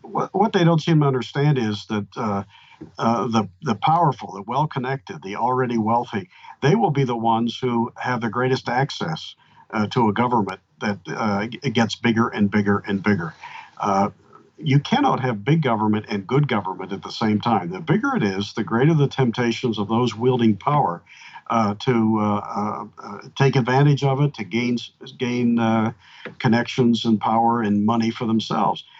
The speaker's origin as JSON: {"language": "English", "region": "Pennsylvania", "country": "United States", "tie": "born or raised there", "moved": "yes", "lives_now": "Georgia, United States", "said": "Pennsylvania, my home state"}